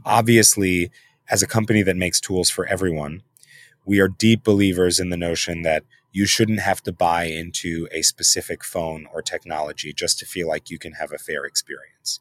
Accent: New York City, New York, United States; I'm born and raised in New York City

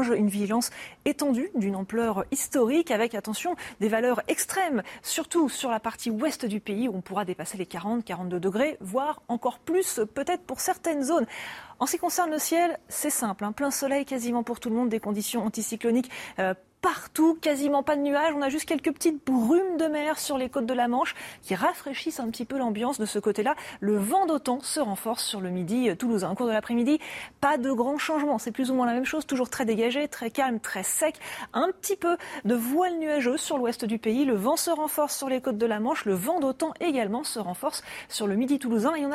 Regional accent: Argentina; Il fait trop chaud pour moi. Moi, je viens d'Argentine. C'est l'hiver là-bas.

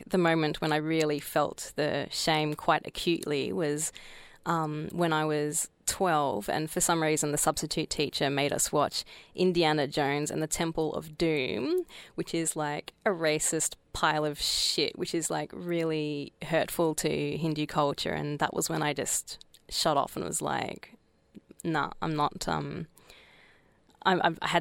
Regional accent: Australia; I grew up in Australia

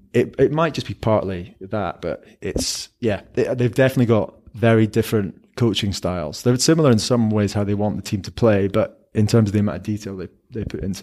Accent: Scotland, United Kingdom; I as a Scottish rugby fan, I'm just kind of a bit disappointed and frustrated about how it's all played out.

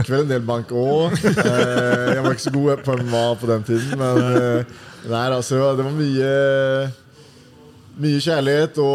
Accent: Uddevalla, Västra Götaland, Sweden; moved away as an adult; now in Oslo, Norway; i byen der jeg kommer fra. da mm. Udvalla? Ja, Udvalla.

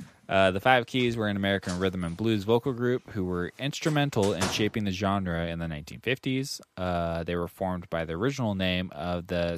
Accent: Philippines; I am Filipino, so it's kind of hard for me in society, but it's worth it.

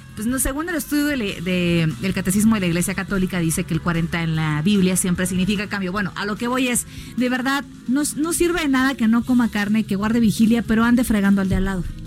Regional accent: Mexico

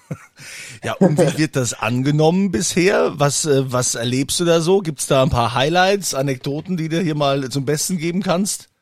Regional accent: Germany; hier bei uns in Deutschland

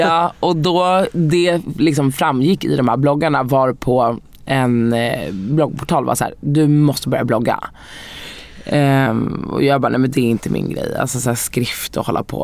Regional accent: Sweden; jag är ju helt svensk. Jag är född här.

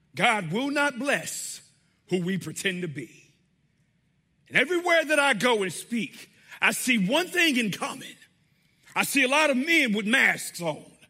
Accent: Riviera Beach, Florida, United States; now in North Carolina, United States; I grew up in South Florida, Riviera Beach, Florida, suburb of West Palm Beach. That is my home

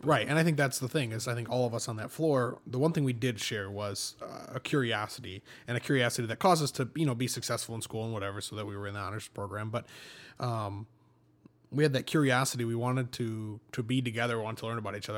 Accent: Fowler, Michigan, United States; I'm from, uh, Fowler

